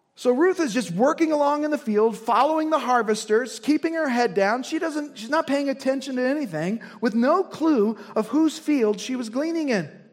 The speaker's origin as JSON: {"language": "English", "region": "Indiana", "country": "United States", "said": "I'm from Indiana"}